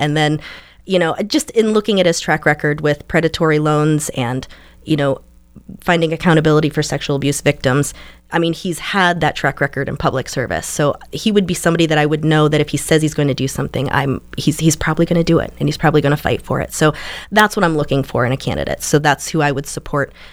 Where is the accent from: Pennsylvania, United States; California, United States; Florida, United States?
Pennsylvania, United States; St. Marys; I was born in Saint Mary's and raised in Elk County